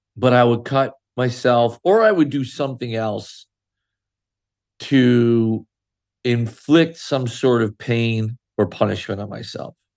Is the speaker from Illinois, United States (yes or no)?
no; Sayreville, New Jersey, United States; I grew up in a little town called Sayreville, New Jersey